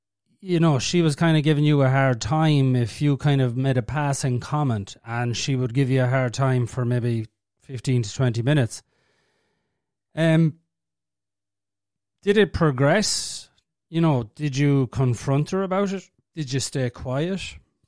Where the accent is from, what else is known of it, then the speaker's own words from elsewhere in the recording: Ireland; Like, we're from Ireland now